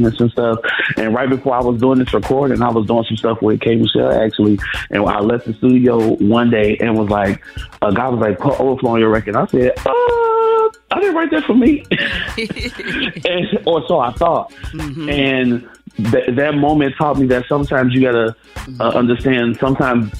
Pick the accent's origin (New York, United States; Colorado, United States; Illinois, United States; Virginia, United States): Illinois, United States; Chicago; now in Nashville, United States; I'm originally born and raised in Chicago, Illinois